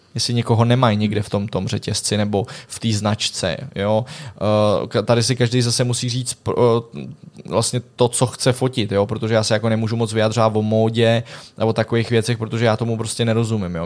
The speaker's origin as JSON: {"language": "Czech", "country": "Czechia", "said": "já jsem jako jediný Čech"}